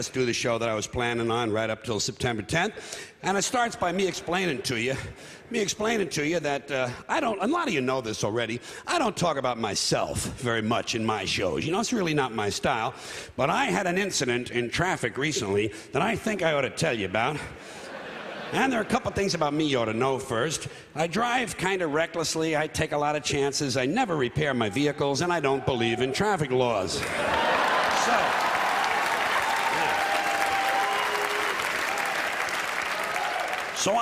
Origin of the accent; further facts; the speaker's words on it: New York City, New York, United States; I was born on this island, Manhattan Island, therefore I was born in New York City, New York County, and New York State.